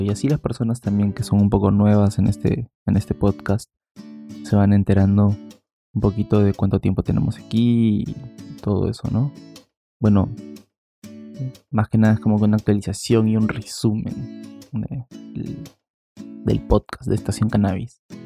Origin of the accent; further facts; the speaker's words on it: Peru; yo soy de bueno, de Perú. Aquí en Perú la cuarentena empezó el día 15.